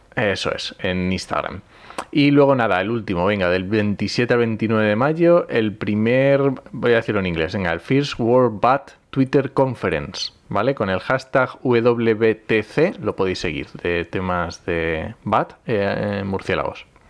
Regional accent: Asturias, Spain; yo que soy asturiano

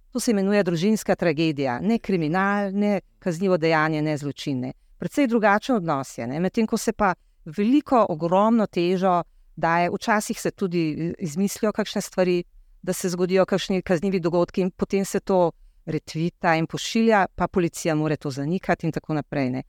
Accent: Slovenia; Kje pa se vam zdi, da je Slovenija, da smo Slovenci tako zelo ogroženi?

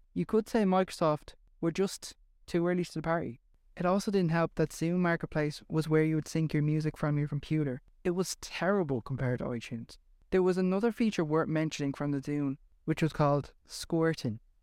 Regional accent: Ireland; accent: Irish; Well, I am Irish

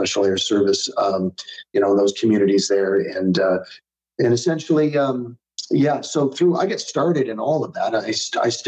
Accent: Canada; a Canadian guy

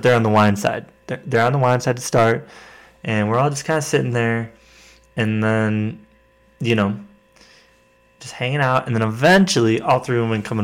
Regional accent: Wisconsin, United States; moved away as an adult; now in Fort Collins, United States; I grew up in Wisconsin, and it's like everywhere in Wisconsin is just trying to sell you alcohol right away

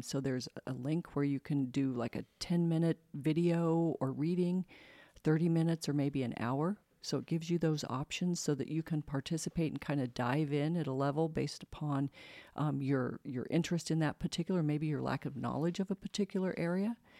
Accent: Colorado, United States; moved away as an adult; also born or lived in San Antonio, Texas; now in Spokane, United States; I grew up in Colorado

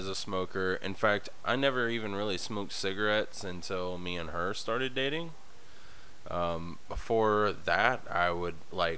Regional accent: the South, United States; now in Nebraska, United States; I was born and raised in the South

